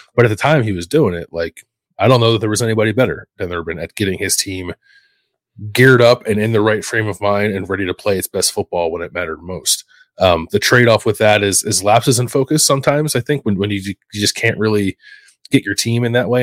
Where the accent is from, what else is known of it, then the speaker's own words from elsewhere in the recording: Philadelphia, Pennsylvania, United States; it's in my blood as a Philadelphian